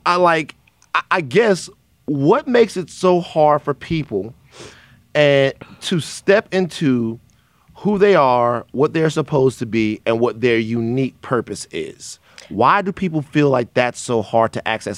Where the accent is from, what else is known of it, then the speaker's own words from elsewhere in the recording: the South, United States; now in Los Angeles, United States; I am from the South